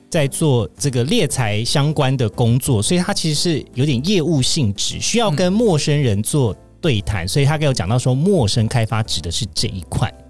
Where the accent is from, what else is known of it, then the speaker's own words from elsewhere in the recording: Kaohsiung, Taiwan; 虽然我是南部人，大家都会，就是理想中会觉得说，欸，高雄人应该是要很会讲台语吧，嗯。殊不知我只会听，不会讲